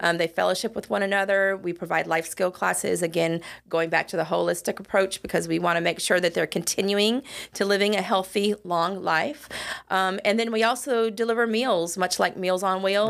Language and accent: English; West Coast, United States; moved away as an adult; I hail from the West Coast